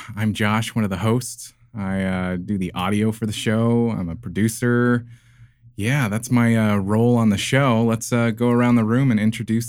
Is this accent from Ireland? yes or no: yes; Ireland; I'll I'm Irish, it so it's that, you know.